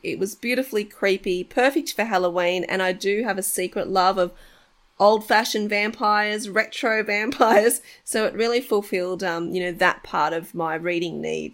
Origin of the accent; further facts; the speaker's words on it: Australia; I was born in Australia, so my mum's Australian